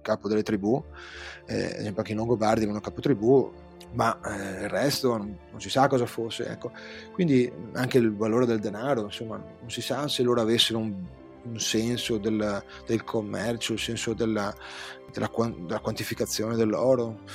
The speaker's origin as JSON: {"language": "Italian", "town": "Venice", "region": "Veneto", "country": "Italy", "accent": "Veneto", "said": "sono veneziano"}